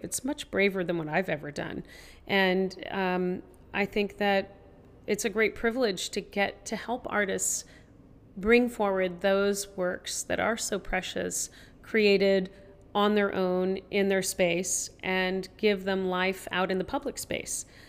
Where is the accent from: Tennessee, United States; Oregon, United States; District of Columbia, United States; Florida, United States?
Tennessee, United States; I grew up in Tennessee